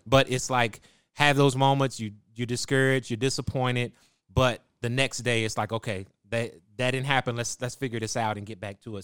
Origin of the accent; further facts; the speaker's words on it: Waco, Texas, United States; I was born in Waco, Texas, and that's where I was raised